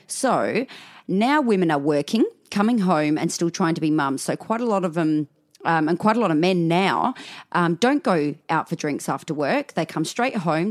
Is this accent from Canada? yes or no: no; Australia; accent: Aussie; I'm talking Aussie 'cause my mum's Scottish